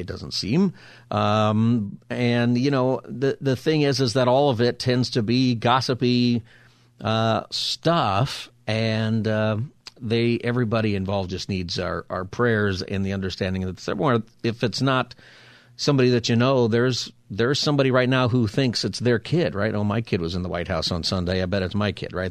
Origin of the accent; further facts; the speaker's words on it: Palmdale, California, United States; also born or lived in San Diego County; I grew up, you know, in Palmdale, and we used to have fireworks all the time.